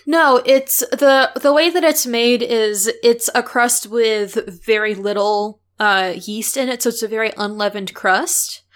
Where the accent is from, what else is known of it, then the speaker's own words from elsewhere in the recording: St. Louis, Missouri, United States; in and around Saint Louis where I grew up